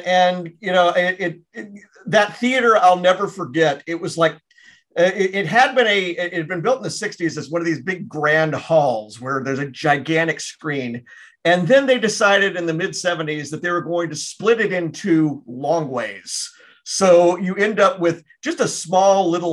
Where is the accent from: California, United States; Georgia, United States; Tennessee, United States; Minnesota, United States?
Tennessee, United States; Memphis; I grew up in Memphis